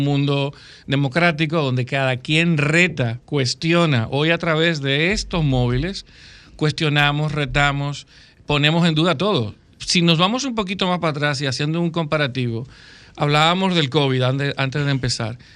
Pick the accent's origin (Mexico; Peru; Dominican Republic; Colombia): Dominican Republic; como dominicanos